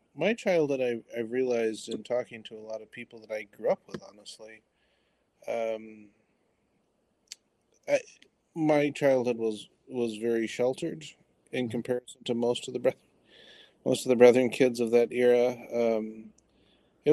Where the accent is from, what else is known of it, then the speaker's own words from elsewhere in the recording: Detroit, Michigan, United States; I grew up in Detroit. So Southeast Michigan